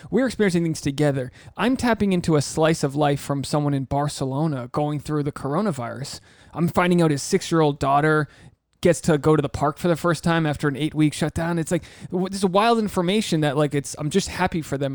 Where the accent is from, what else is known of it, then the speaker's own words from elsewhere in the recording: United States; as an American